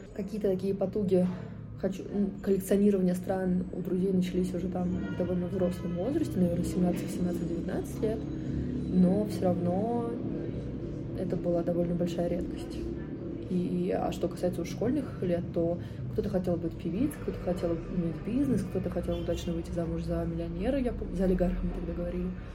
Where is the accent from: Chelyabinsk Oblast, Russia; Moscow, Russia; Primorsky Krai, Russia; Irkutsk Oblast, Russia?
Moscow, Russia; я родилась и живу в Москве